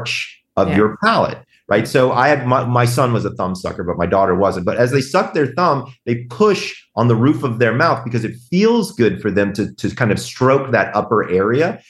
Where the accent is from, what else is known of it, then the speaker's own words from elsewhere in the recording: the South, United States; I'm from the South